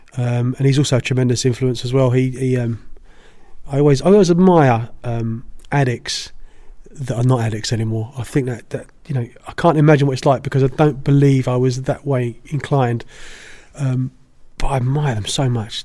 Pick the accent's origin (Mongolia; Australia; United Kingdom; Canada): United Kingdom; I'm British